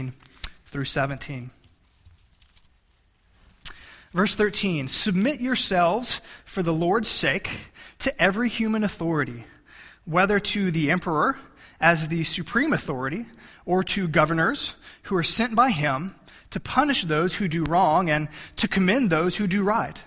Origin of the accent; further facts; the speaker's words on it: United States; we as Americans